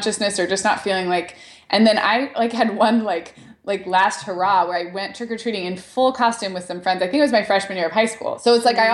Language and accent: English; Santa Barbara, California, United States; I grew up in Santa Barbara, which has UCSB like next door